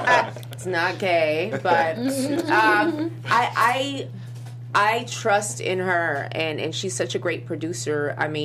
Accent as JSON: {"language": "English", "country": "El Salvador", "said": "I'm from El Salvador."}